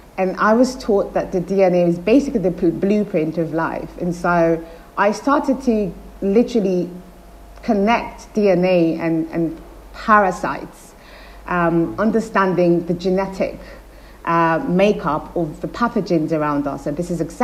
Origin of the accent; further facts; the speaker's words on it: Nigeria; when I was growing up in Nigeria